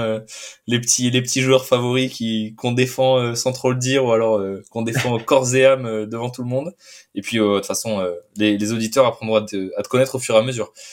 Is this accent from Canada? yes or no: no; Lyon region, Auvergne-Rhône-Alpes, France; nous on est on est de la région euh, lyonnaise